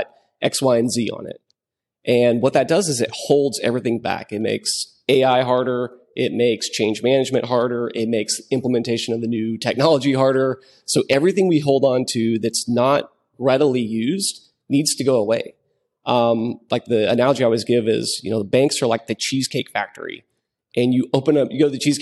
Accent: West Texas, United States; I'm from West Texas, and so I know the place that he's talking about, like San Angelo, Texas.

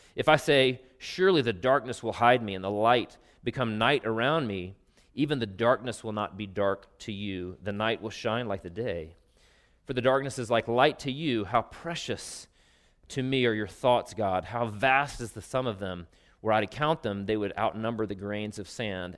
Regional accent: Travelers Rest, South Carolina, United States; many sort of facets of my life growing up in Traveler's Rest, South Carolina

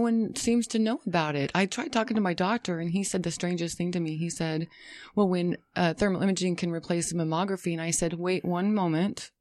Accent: Las Vegas, Nevada, United States; also born or lived in Colorado / San Diego; now in California, United States; I, uh, spent several years growing up in Las Vegas

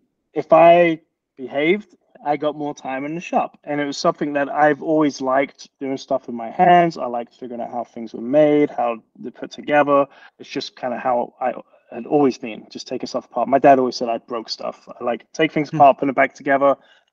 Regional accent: London, United Kingdom; I'm from England

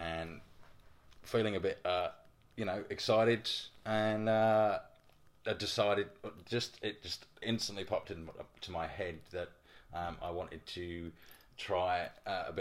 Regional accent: England, United Kingdom; moved away as an adult; now in Brisbane, Australia; If you can't tell by the accent, I'm from England. Spent 24 years in England, and I've been living in Brisbane for 4 years now.

